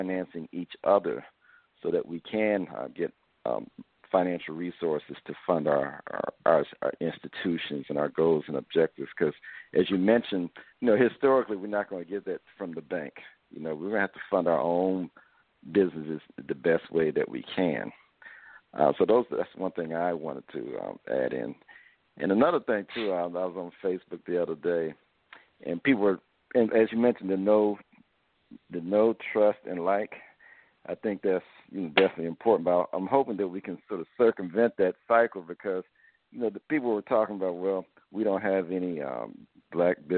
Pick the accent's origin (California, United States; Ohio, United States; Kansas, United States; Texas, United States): Ohio, United States; Dayton; I'm from Dayton, Ohio